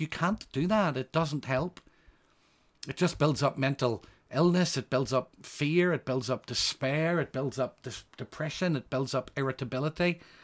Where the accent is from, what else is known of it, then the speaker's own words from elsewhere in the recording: Northern Ireland, United Kingdom; I come from Northern Ireland